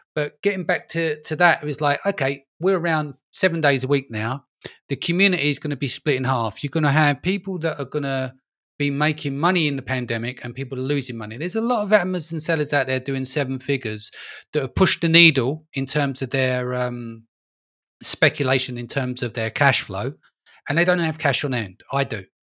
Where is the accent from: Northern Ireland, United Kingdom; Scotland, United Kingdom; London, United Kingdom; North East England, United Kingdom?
London, United Kingdom; moved away; I'm originally from London, born and raised, but, um, I live in a little village now